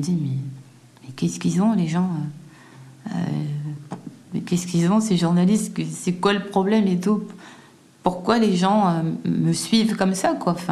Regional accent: Guadeloupe, France; Et puis je rentre un peu chez moi en Guadeloupe, je reste quelques mois là-bas, je commence à me préparer.

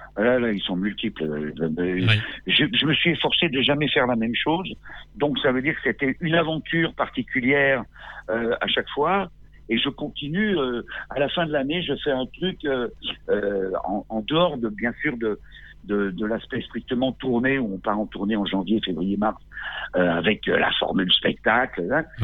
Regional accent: Grenoble, Auvergne-Rhône-Alpes, France; moved away as an adult; now in Corsica, France; J'ai grandi jusqu'à 21 ans, j'ai grandi à Grenoble. Je suis né là-bas.

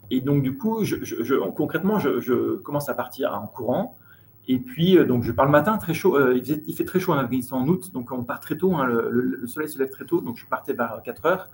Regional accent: Chambéry, Auvergne-Rhône-Alpes, France; moved away as an adult; now in Nairobi, Kenya; Je suis originaire de Chambéry, donc je suis né là-bas et j'ai vécu 20 ans dans cette très belle région

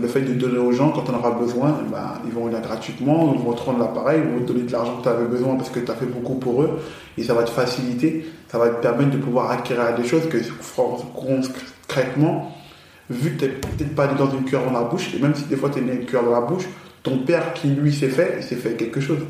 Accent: France; also born or lived in Paris / Villers-Cotterêts / Aulnay-sous-Bois; j'ai grandi dans le 02 à Villers-Cotterêts, grosse première partie de ma jeunesse. D'accord. La seconde partie, j'ai grandi à Aulnay-sous-Bois, chez ma tante

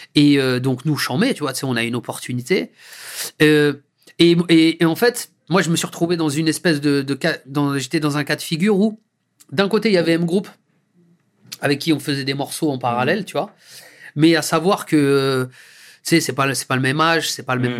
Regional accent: Deuil-la-Barre, Île-de-France, France; c'est là où j'ai grandi

